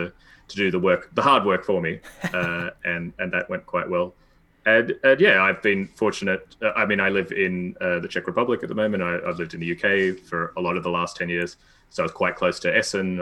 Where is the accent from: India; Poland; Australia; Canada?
Australia; moved away as an adult; also born or lived in Cambridge, United Kingdom; I'm Australian and I lived in Australia